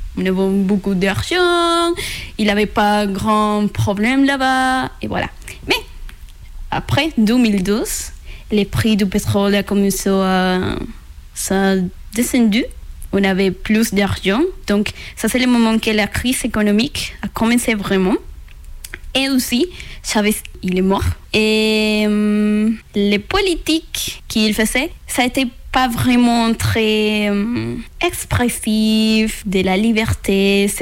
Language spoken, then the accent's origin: French; Venezuela; French is a second language; moved away as an adult; also born or lived in Colombia; now in France; je viens du Venezuela et j'ai 24 ans.